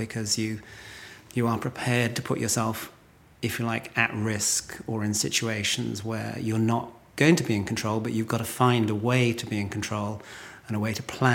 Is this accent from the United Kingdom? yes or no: yes; Lottisham, South West England, United Kingdom; also born or lived in Midsomer Norton; I was born in Lottisham, which is only probably 3 miles from where we're sitting.